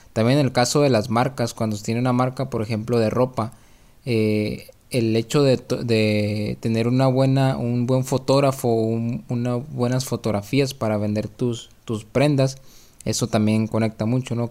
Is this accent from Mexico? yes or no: yes; Mexico; parte de nuestra comida básica como mexicanos